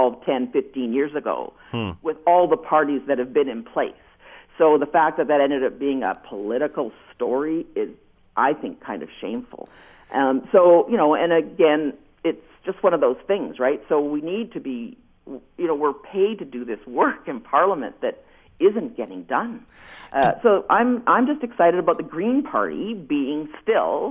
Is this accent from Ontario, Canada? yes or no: yes; Wainfleet, Ontario, Canada; I'm from Waynflete. I live in Waynflete